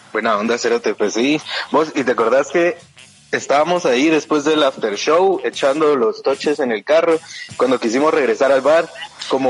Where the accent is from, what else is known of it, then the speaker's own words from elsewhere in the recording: Guatemala; Yo soy Huaca de Guate